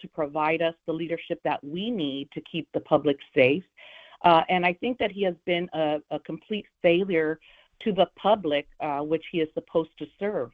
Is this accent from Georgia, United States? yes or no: no; Los Angeles, California, United States; I grew up in the Boyle Heights area of Los Angeles